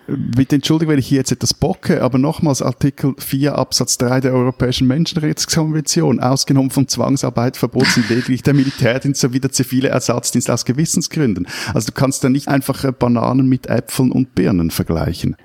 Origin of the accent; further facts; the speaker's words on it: Switzerland; als Schweizer